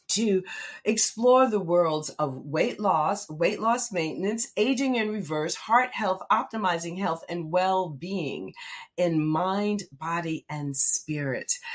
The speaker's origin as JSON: {"language": "English", "town": "Red Bank", "region": "New Jersey", "country": "United States", "tie": "born or raised there", "said": "Red Bank is in the house, my hometown"}